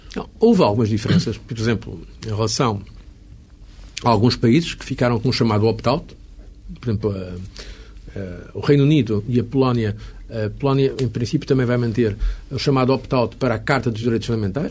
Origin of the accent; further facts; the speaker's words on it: Portugal; sou português e trago comigo uma sensibilidade portuguesa